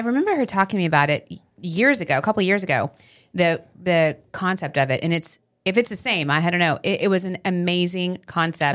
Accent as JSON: {"language": "English", "area": "Long Island", "region": "New York", "country": "United States", "said": "We're from Long Island, so we say, \"How you doing? How you doing?\""}